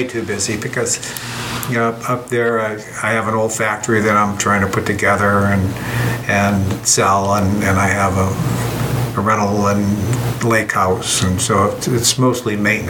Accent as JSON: {"language": "English", "town": "Hartford", "region": "Connecticut", "country": "United States", "tie": "born or raised there", "said": "Yeah, born in Hartford, Connecticut."}